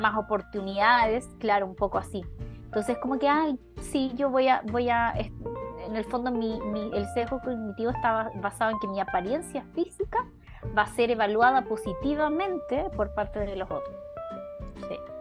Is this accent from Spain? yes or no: no; Chile; moved away; sociedades como las nuestras, como la chilena